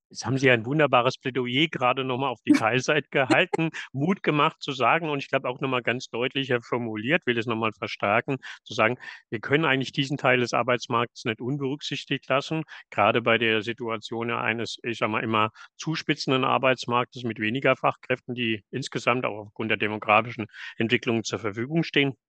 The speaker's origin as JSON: {"language": "German", "region": "Southern Germany", "country": "Germany", "tie": "born or raised there", "moved": "yes", "lives_now": "northern Germany", "said": "als ein gebürtiger Süddeutscher gesagt und, äh, jetzt in Norddeutschland beheimatet."}